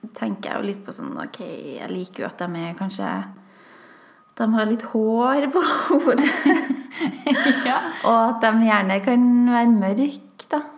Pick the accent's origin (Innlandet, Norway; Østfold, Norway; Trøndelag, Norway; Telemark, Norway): Trøndelag, Norway; Vi var bare to trøndere